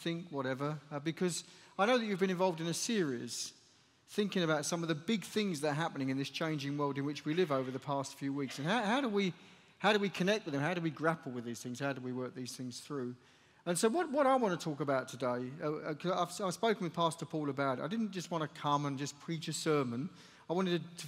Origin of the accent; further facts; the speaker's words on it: United Kingdom; also born or lived in Chelmsford, England; So I come from the United Kingdom. I live just to the east of London in a city called, well, just close to a city called Chelmsford in England